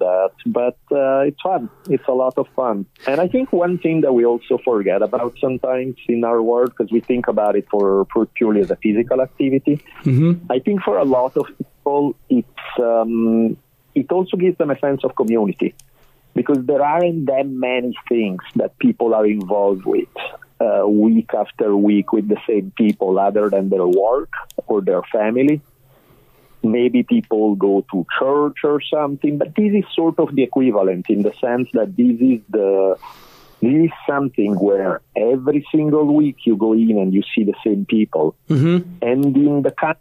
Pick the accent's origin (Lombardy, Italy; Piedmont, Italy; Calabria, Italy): Lombardy, Italy; Milan; accent: Italian; English is a second language; moved away as an adult; now in United States; Milan. I grew up in Milan. I spent there the first 18 years of my life.